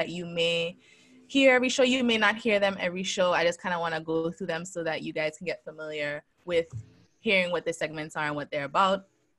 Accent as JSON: {"language": "English", "country": "U.S. Virgin Islands", "said": "So as you guys know, I am from the Virgin Islands."}